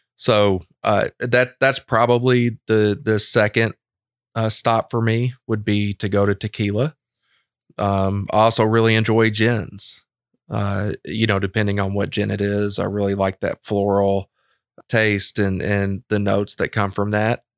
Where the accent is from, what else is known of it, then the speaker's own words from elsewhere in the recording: Lexington, Kentucky, United States; I'm a Lexington boy